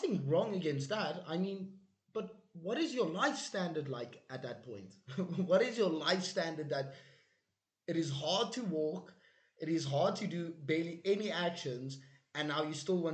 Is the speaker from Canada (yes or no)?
no; South Africa; We are from South Africa